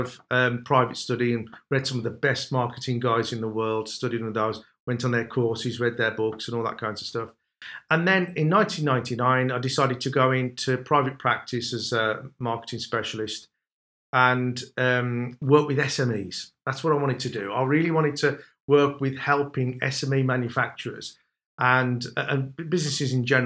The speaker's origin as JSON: {"language": "English", "town": "Wolverhampton", "region": "West Midlands", "country": "United Kingdom", "said": "that's probably why you can tell the accent, because I'm from Wolverhampton."}